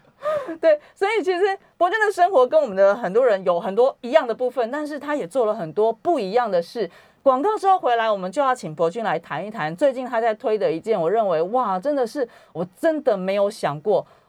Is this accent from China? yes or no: no; Taiwan; 我们台湾人